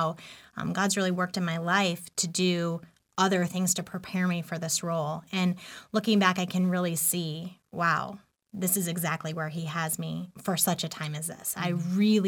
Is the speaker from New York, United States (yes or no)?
yes; New York, United States; I grew up in New York State